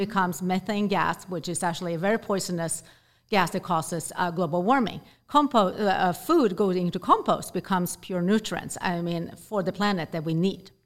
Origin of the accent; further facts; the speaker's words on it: Sweden; moved away; I grew up in Sweden